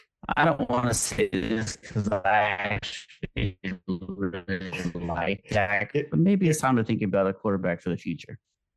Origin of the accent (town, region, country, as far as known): Texas, United States; born or raised there